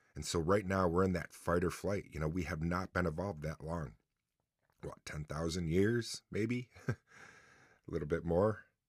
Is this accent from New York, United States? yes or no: yes; Mexico, New York, United States; also born or lived in New Haven, New York / Oswego, New York; I was getting in trouble a lot in my hometown of Mexico. New Haven's really my hometown